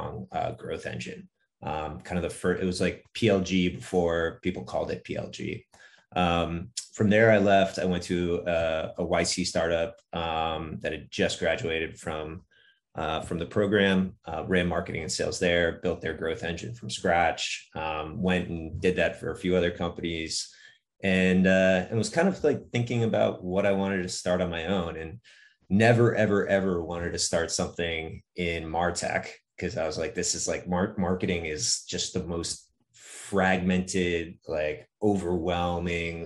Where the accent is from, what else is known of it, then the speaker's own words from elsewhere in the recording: Northeast, United States; I grew up in the Northeast